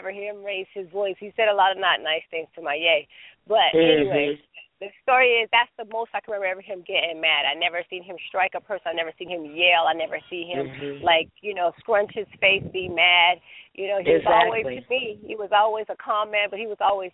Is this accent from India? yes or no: no; United States; I'm an American